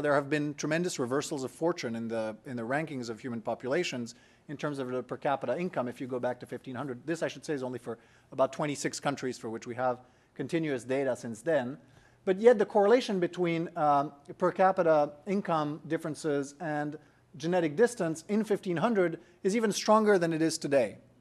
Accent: France; I'm from France

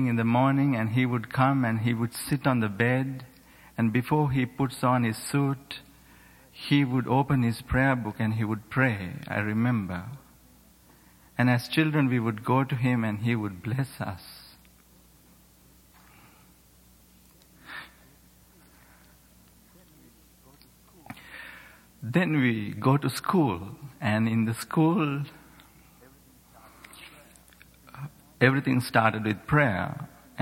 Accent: Sri Lanka; moved away; I grew up in Sri Lanka, which is a small island on the other part of the world

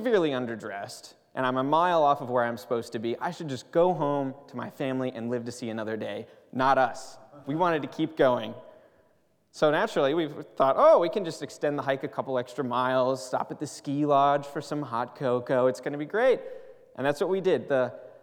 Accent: Pennsylvania, United States; moved away as an adult; now in Pasadena, United States; I'm from Pennsylvania

